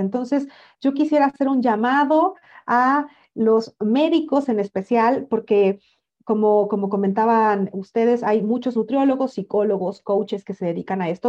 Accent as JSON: {"language": "Spanish", "country": "Mexico", "said": "yo soy mexicana"}